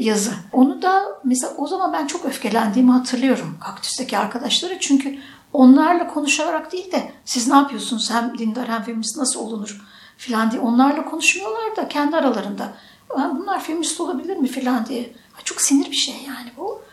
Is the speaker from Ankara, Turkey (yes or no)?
yes; Ankara, Turkey; moved away as an adult; also born or lived in Istanbul; now in Bolu, Turkey; Ankara'dan gitmişim